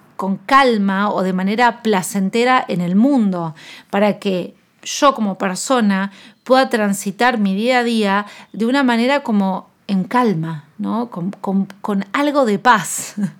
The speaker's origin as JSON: {"language": "Spanish", "country": "Argentina", "said": "yo soy nutricionista con un enfoque antidieta, intuitivo, de salud en todas las tallas y soy de Argentina"}